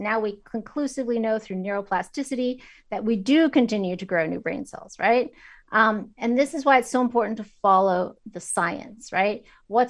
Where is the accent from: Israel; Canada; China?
China; also born or lived in Kazakhstan; I grew up in China. I lived in Kazakhstan after the end of the Soviet Union.